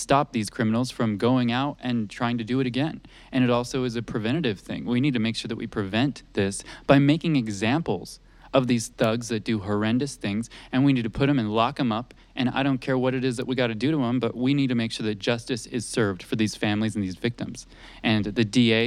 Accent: New Mexico, United States; I'm from New Mexico. I'm a native New Mexican

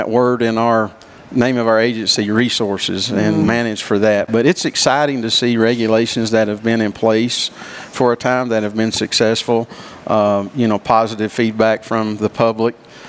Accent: Tennessee, United States; I grew up in Tennessee and grew up fishing

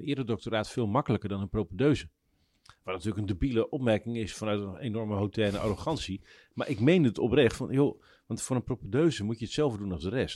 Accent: Drenthe, Netherlands; ik ben opgegroeid in Drenthe in de buurt van het grootste hunebed

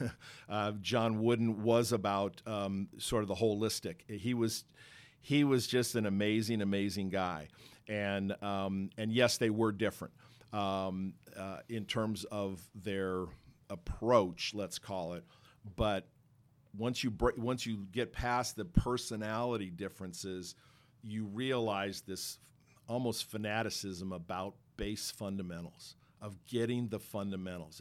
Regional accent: Los Angeles, California, United States; I grew up in Los Angeles

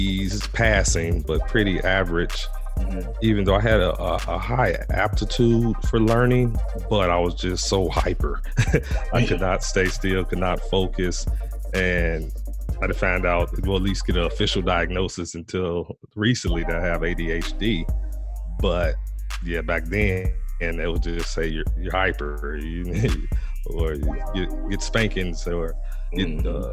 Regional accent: Gary, Indiana, United States; moved away as an adult; I'm originally from Gary, Indiana, which is about 26 miles outside of Chicago.

